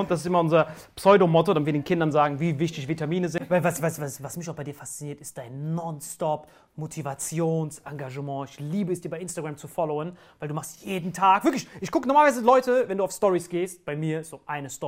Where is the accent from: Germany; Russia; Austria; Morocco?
Morocco; Ich als Marokkaner feier dich hart.